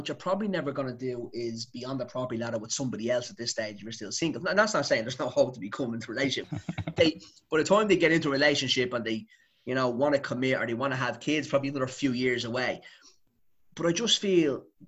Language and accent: English; Dublin, Leinster, Ireland; I'm from Dublin